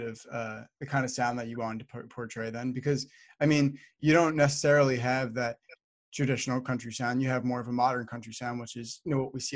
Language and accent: English; New Jersey, United States; I'm from Jersey, you know, we don't get a crazy amount of country fans here. I also live like pretty close to New York City